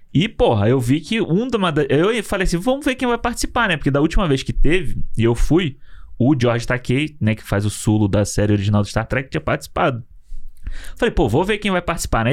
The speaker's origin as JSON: {"language": "Portuguese", "country": "Brazil", "said": "sou do Brasil"}